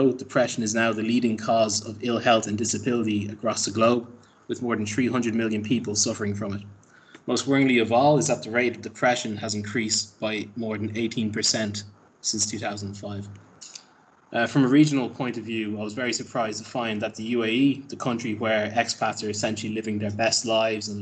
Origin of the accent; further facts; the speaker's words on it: Ireland; moved away; my home country of Ireland